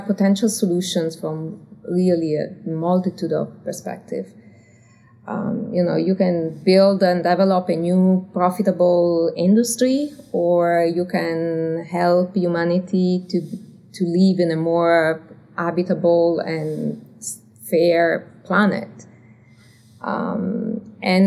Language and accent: English; Turin, Piedmont, Italy; English is a second language; moved away as an adult; now in United States; I'm from Italy originally.